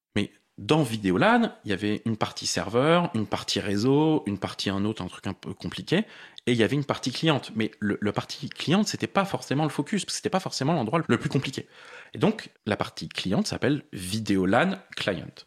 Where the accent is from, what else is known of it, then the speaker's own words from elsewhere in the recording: Paris, Île-de-France, France; je suis parisien. J'ai vécu la plupart de ma vie à Paris.